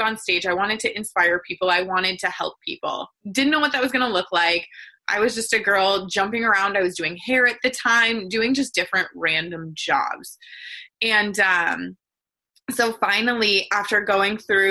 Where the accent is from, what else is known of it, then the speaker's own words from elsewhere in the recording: Wisconsin, United States; now in San Diego, United States; I grew up in Wisconsin